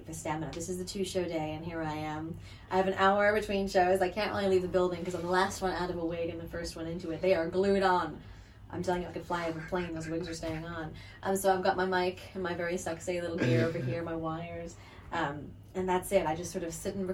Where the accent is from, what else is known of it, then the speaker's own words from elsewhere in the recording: New York, United States; I'm from New York